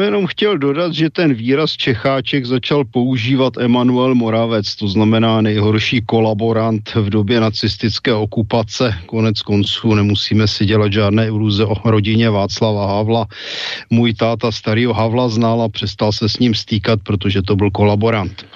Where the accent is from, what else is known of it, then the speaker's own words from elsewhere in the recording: West Bohemia, Czechia; my jsme západo Češi